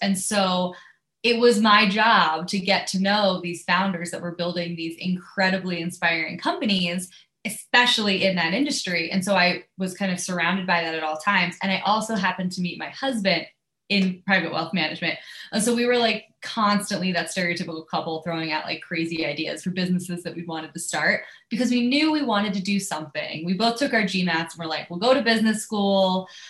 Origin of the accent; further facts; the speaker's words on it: Pennsylvania, United States; And I grew up on the East Coast. I grew up outside of Philly.